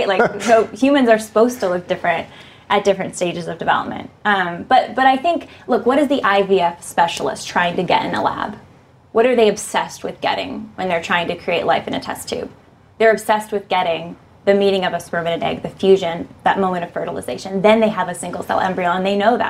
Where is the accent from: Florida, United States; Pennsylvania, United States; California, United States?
California, United States; also born or lived in Berkeley, California; I'm from California. I live in Berkeley right now